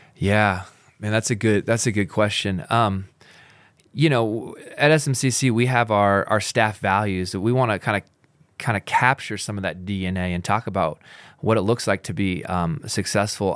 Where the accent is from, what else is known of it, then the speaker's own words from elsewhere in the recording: Pacific Northwest, United States; now in Utah, United States; I grew up in the Pacific Northwest